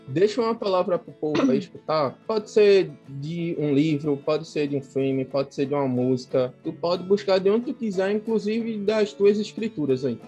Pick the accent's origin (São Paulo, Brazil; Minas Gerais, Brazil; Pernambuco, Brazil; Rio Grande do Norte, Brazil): Pernambuco, Brazil; Recife; moved away; also born or lived in Olinda / João Pessoa; eu sou de Recife, Olinda. É muito difícil você separar os dois, porque eu morava em Recife e vivia.